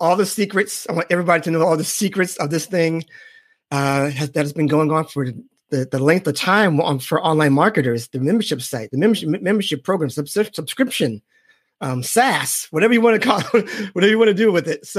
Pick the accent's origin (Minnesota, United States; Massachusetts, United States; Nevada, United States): Massachusetts, United States; Boston; I am from Boston, so I'm a huge, huge Patriot fan.